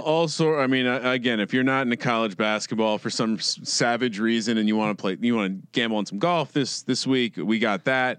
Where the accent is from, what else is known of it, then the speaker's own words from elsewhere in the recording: East Coast, United States; moved away as an adult; also born or lived in Blacksburg, Virginia; now in West Coast, United States; I'm a guy from the East Coast.